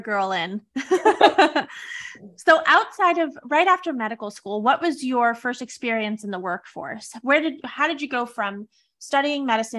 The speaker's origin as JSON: {"language": "English", "region": "California", "country": "United States", "tie": "born or raised there", "also_born_or_lived": "Los Angeles", "lives_now": "Tampa, United States", "said": "I was in LA for 14 years. I moved down from Northern California for college to be a Bruin. And then I stayed there for 14 years. And I only moved to Tampa about a year and some change ago"}